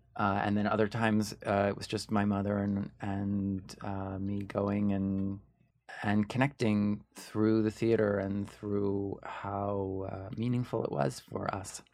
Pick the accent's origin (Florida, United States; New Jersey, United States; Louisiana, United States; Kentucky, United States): New Jersey, United States; Ridgewood; also born or lived in New York City; when I was born, uh, we lived in Ridgewood, New Jersey